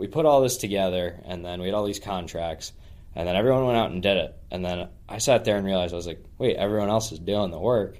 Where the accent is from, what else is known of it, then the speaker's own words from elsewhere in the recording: Alexandria, Virginia, United States; moved away as an adult; from Alexandria, Virginia, just outside of D.C. I was born there, grew up my whole life there